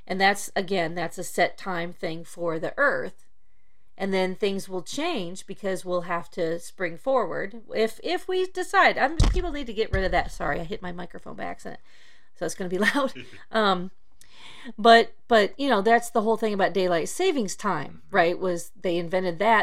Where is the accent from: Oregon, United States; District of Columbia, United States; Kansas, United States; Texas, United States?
Texas, United States; here in Texas, because that I grew up in Texas